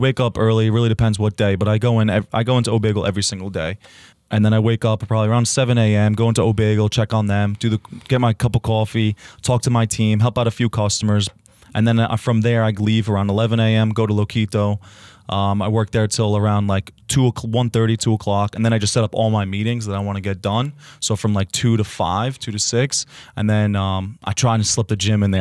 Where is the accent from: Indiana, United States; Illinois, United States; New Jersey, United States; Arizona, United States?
New Jersey, United States; the Ridge; moved away as an adult; now in Hoboken, United States; The Ridge Diablo is named after my hometown